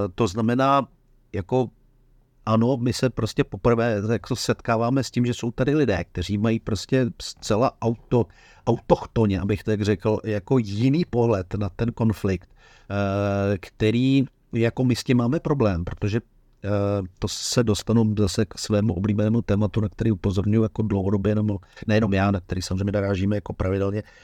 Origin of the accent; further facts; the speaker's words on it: Bohemia, Czechia; kteří jsme se narodili v Čechách